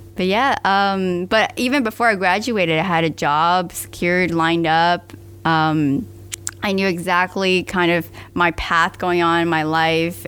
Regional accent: Miami, Florida, United States; I was born and raised in Miami

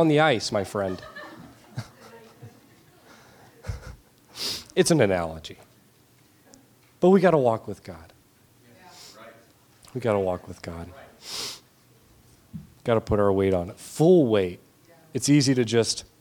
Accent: Georgia, United States; now in St. Paul, United States; I'm from Georgia. Nothing freezes there.

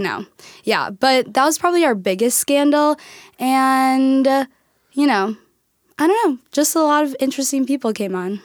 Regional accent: Hopkins, Minnesota, United States; moved away as an adult; now in Tacoma, United States; I'm from Minnesota

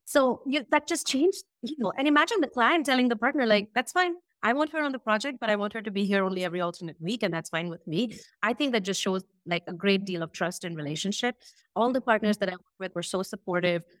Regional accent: India; moved away as an adult; also born or lived in Brazil / United States / Indonesia; we made the move back to India, and this is where I live now in Bangalore

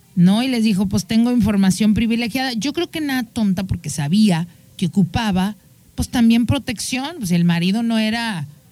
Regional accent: Mexico

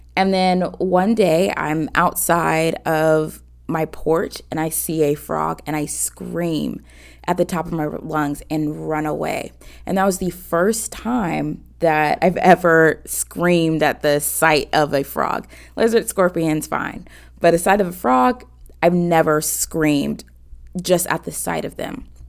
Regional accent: Atlanta, Georgia, United States; I'm 28 from Atlanta, Georgia

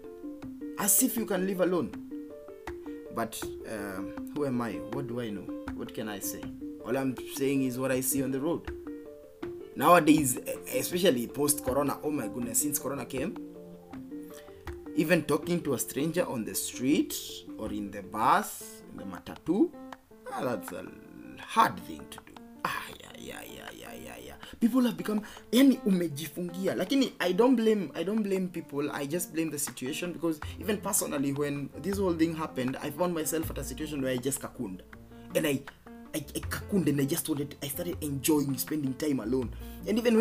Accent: Geturo, Murang'a County, Kenya; growing up in Geturo, Kandara constituency, Murang'a County

